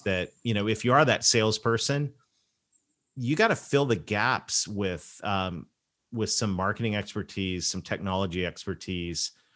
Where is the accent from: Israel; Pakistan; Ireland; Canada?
Canada; I'm Canadian